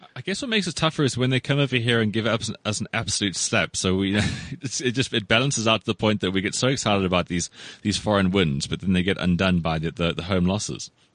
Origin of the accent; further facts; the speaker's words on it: South Africa; growing up in South Africa